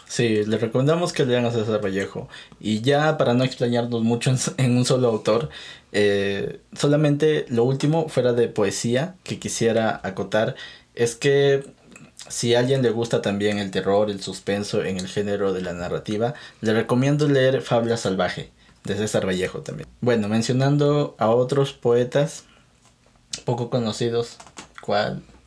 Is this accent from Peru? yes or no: yes; Peru; yo no soy mexicano, yo soy peruano